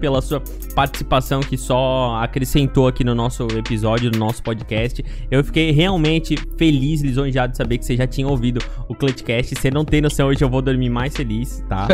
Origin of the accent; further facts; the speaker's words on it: Brazil; eu sou brasileiro